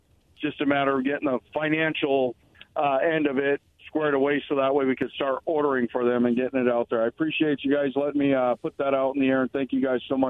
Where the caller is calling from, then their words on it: Pasco, Washington, United States; from Pasco.